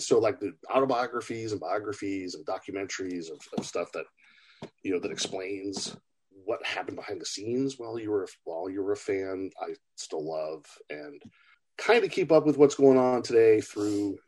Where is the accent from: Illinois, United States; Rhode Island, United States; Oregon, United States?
Oregon, United States; Portland; I was born in Portland, Oregon